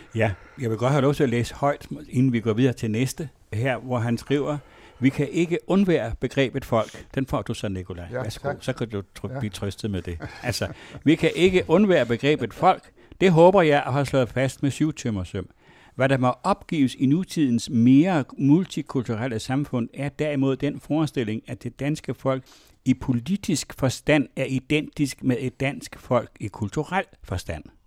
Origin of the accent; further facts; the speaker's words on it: West Jutland, Central Denmark Region, Denmark; der, hvor jeg kommer fra, som er fra et øh, miljø i Vestjylland, som var indremissionsk